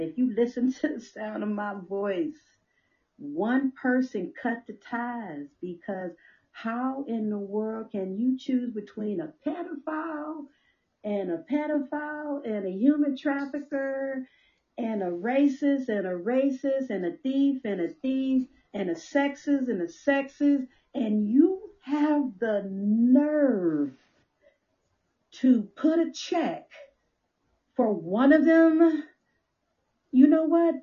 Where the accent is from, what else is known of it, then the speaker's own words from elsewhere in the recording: Compton, California, United States; especially as a young girl growing up in Compton